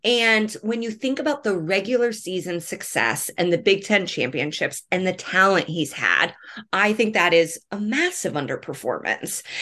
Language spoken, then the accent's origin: English; Indianapolis, Indiana, United States; I'm born and raised in Indianapolis